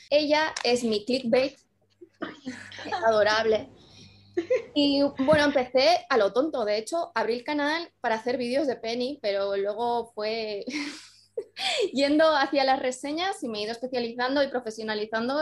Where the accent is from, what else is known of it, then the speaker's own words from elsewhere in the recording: Andorra; yo soy de Andorra y en Andorra ahora sí que llegan muchísimo las cosas, pero cuando yo era pequeña estábamos un poco aislados del mundo